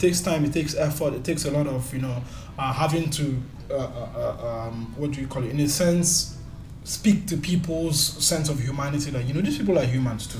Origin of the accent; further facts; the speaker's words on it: Nigeria; now in Malaysia; as a Nigerian here